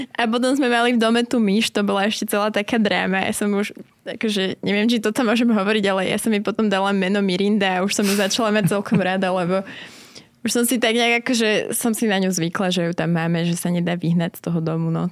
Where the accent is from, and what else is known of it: Slovakia; accent: Slavic; moved away as an adult; also born or lived in Manchester, United Kingdom